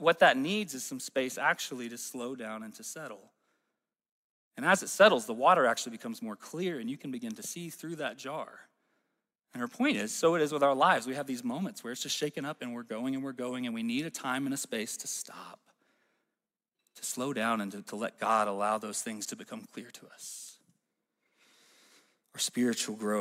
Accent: Alabama, United States; now in Northwest Arkansas, United States; I'm from Alabama

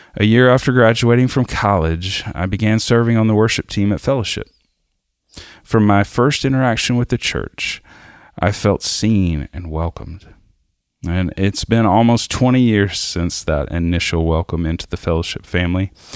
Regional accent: South Arkansas, United States; I grew up in South Arkansas

